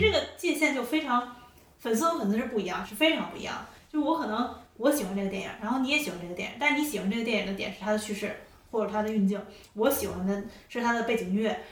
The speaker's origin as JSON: {"language": "Chinese", "country": "China", "said": "我作为一个中国人"}